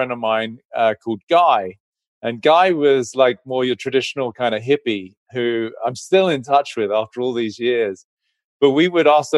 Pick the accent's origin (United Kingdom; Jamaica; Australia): United Kingdom; England; I grew up in England, orphaned by 17, both parents passed